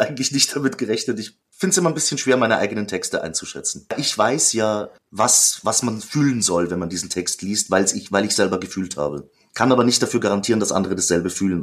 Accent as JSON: {"language": "German", "country": "Austria", "said": "Ich komme zwar aus der, aus der Gegend, also auf der österreichischen Seite"}